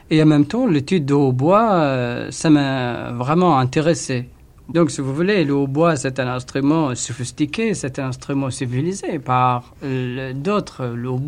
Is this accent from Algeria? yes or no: no; Basra, Basra Governorate, Iraq; born there; Je suis né à Basra, dans le sud de l'Irak.